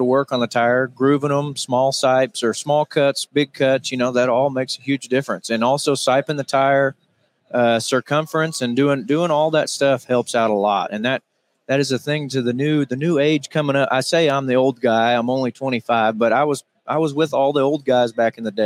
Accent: Harrison, Arkansas, United States; We're from Harrison, Arkansas

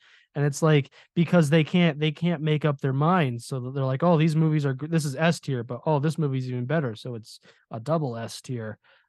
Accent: California, United States; That's how it was when I was growing up in California.

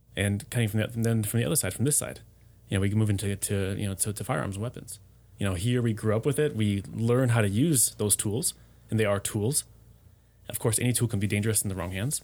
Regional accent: United States; moved away as an adult; now in Germany; being an American but living abroad

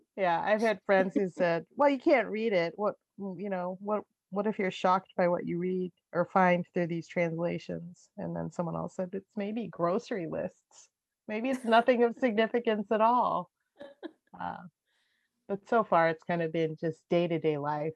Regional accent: United States; being Japanese American

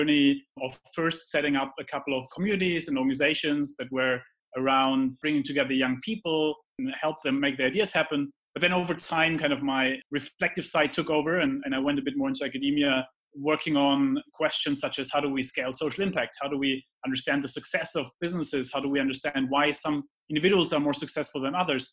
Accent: Heidelberg, Baden-Württemberg, Germany; moved away; also born or lived in London; I grew up in Heidelberg, which is a romantic city in Germany

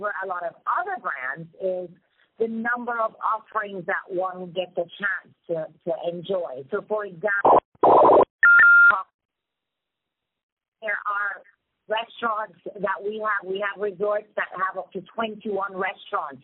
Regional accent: Montego Bay, Saint James, Jamaica; moved away as an adult; originally from Montego Bay, Jamaica, which is really what we refer to as the original tourism mecca

